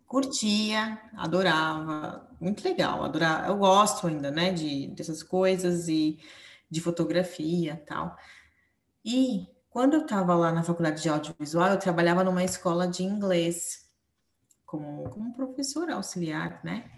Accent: São Paulo, Brazil; moved away as an adult; now in Portugal; eu sou de São Paulo também, também sou paulistana

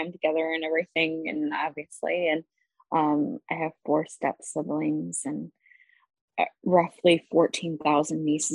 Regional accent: Iowa, United States; moved away as an adult; also born or lived in North Carolina; I'm from Iowa. Born and raised in Hawkeye country

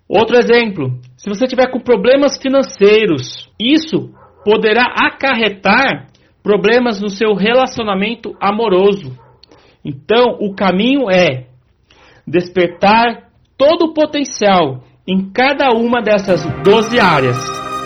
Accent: São Paulo, Brazil; sou aqui de São Paulo, Brasil

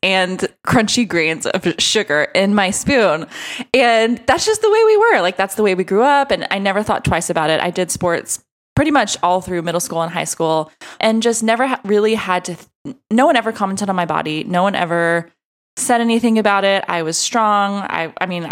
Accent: Texas, United States; I'm from Texas

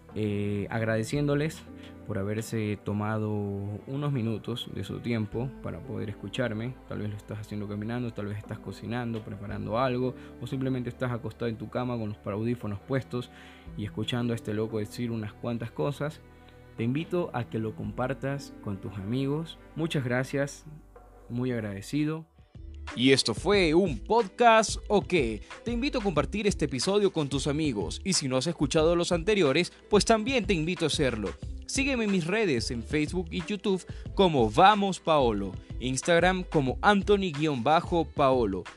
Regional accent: Ecuador; soy un cocinero ecuatoriano

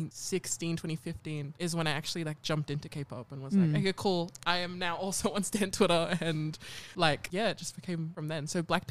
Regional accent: Sydney, New South Wales, Australia; so we both grew up on Darug land from the 27, Mount Druitt, that area.

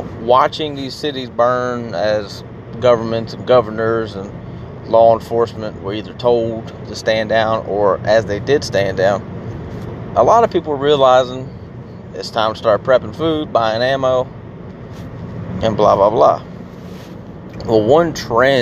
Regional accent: United States; America, which is where I'm from

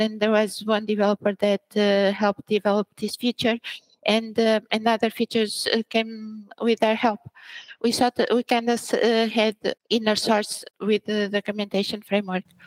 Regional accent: Braga, Portugal; also born or lived in Angola; I was born in Angola. Mm-hmm. And then, and then I came here when I was very little. I was three years Old when I came to Portugal and then I grew up here, so I'm more Portuguese

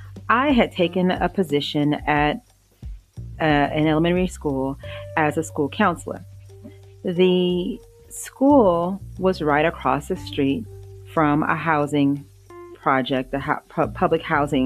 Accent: Louisiana, United States; I grew up in Louisiana

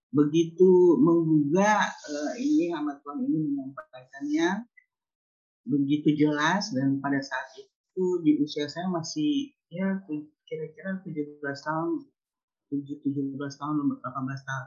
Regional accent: Tomohon, North Sulawesi, Indonesia; now in Jakarta, Indonesia; ketika saya uh, move ya dari dari uh, kampung halaman saya dari uh, Manado Tomohon ke Jakarta.

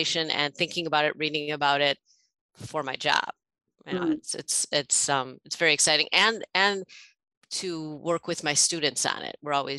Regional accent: Chicago, Illinois, United States; now in Louisville, United States; the neighborhood where I grew up in Chicago

